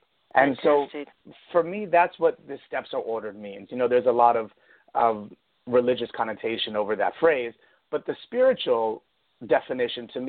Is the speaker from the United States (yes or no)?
yes; New York, United States; moved away as an adult; also born or lived in Italy / Connecticut; now in Florida, United States; I'm originally from New York. I was born and raised in New York. I grew up in Italy, and I moved down to Florida 7 years ago.